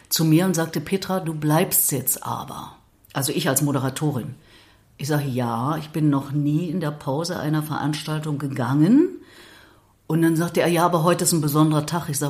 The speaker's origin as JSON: {"language": "German", "town": "Erfurt", "region": "Thuringia", "country": "Germany", "said": "Ich meine, ich bin ja Thüringerin, ich bin ja Erfurterin."}